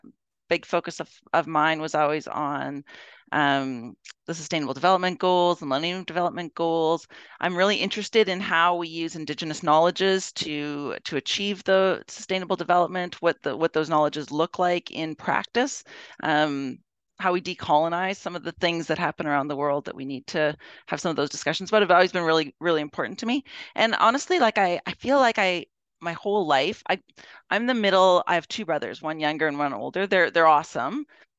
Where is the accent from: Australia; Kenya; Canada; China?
Canada; Edmonton, Alberta; Yeah, so I, of course, I was born in Edmonton. I mean, starting off at the beginning, I went to school in Edmonton. My parents are from Edmonton, so I've been here for a really long time, of course.